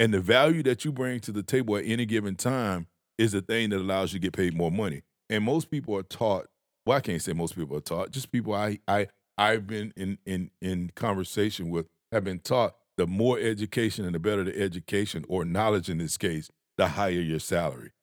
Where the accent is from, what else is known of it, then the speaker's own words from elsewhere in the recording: Georgia, United States; I'm from Georgia.